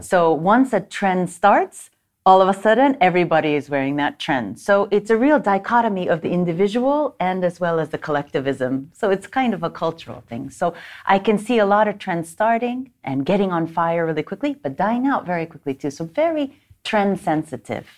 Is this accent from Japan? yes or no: yes; Japan; moved away as an adult; also born or lived in United States / Stockholm, Sweden; I was born and raised here in Japan. I'm half Japanese, half American